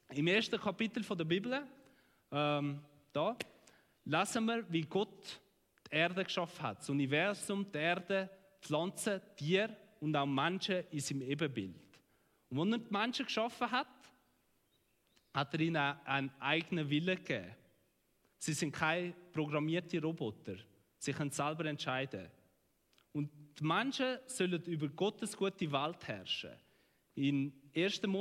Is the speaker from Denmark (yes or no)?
no; Switzerland; Sie wollen eigene Gärtli. In dem sind wir Schweizer auch recht gut.